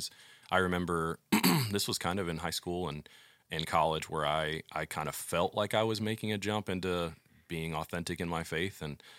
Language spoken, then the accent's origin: English; St. Louis, Missouri, United States; Growing up, I grew up in St. Louis. I lived there for 20 years of my life.